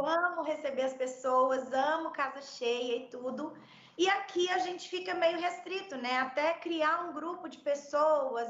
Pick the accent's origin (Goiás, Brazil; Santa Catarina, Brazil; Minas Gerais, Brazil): Minas Gerais, Brazil; Belo Horizonte; moved away as an adult; now in Portugal; Eu sou mineira, nascida e criada em Belo Horizonte